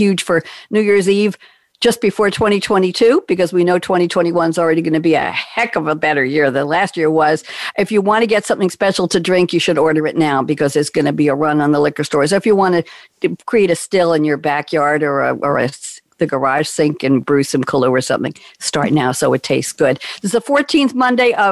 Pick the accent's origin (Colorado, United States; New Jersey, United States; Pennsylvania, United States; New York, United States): New York, United States; I'm a New Yorker